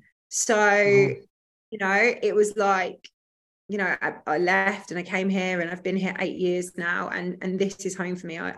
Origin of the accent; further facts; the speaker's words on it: Frinton-on-Sea, East of England, United Kingdom; accent: not very super strong Essex accent; moved away as an adult; now in Dubai, United Arab Emirates; I'm from Essex. I'm from a place called Frinton-on-Sea in Essex, which is a little seaside town, very picturesque, beach huts, seaside, really, really nice place to grow up.